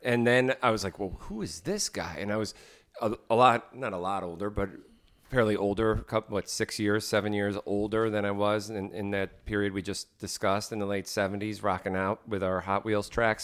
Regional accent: Morristown, New Jersey, United States; growing up in Morristown, New Jersey

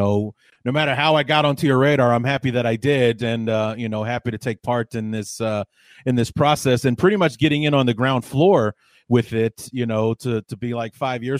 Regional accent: Evanston, Illinois, United States; the closest college team that I grew up next to, I grew up in Evanston, in a suburb of Chicago.

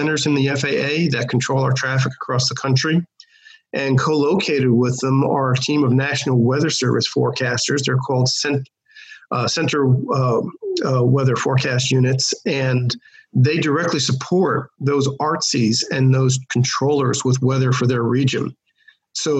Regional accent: New York, United States; as a kid growing up in New York

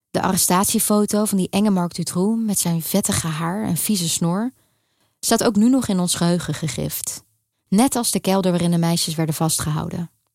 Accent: Netherlands; moved away as an adult; now in Brussels, Belgium; Ook al waren we jong en woonden we in Nederland

